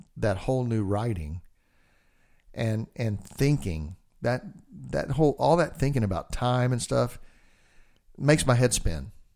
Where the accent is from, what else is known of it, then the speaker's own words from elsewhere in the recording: Texas, United States; I'm a redneck from Texas